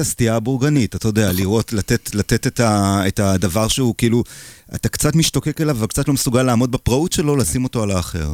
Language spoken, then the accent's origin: Hebrew; Israel; also born or lived in Paris, France; אני ישראלי